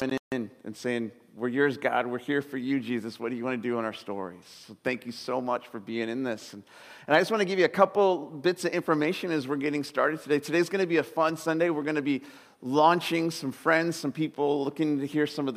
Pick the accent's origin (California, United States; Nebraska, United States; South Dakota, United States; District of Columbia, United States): California, United States; Southern; moved away as an adult; now in Sebastopol, United States; I was growing up in Southern California, spent my whole life there, and I took a job right up here in Sebastopol